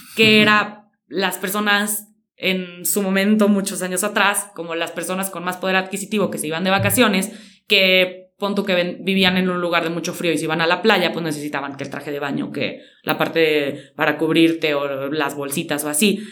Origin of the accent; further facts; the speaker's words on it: San Luis Potosí, Mexico; soy de San Luis Potosí